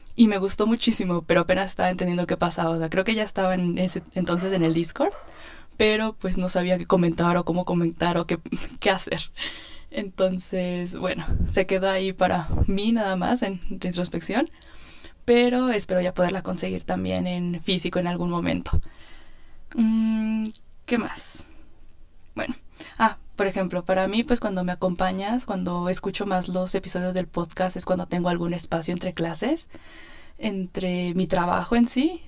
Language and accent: Spanish; State of Mexico, Mexico; soy del Estado de México